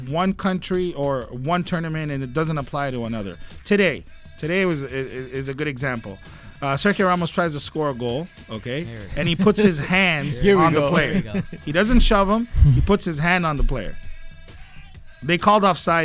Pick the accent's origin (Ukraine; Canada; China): Canada; Toronto, Ontario; we're from Toronto